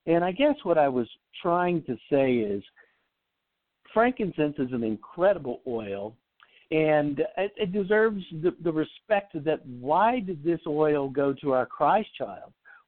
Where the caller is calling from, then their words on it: Salt Lake City, Utah, United States; Just real quick, I am in Salt Lake.